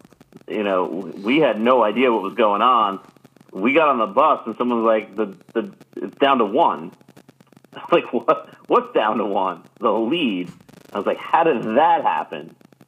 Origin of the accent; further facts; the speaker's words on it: New York, United States; I'm from Long Island bias and like Bethpage is like our spot.